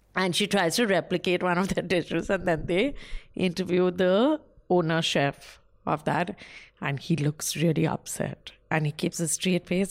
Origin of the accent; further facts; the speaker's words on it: West Bengal, India; I'm from Bengal, a poor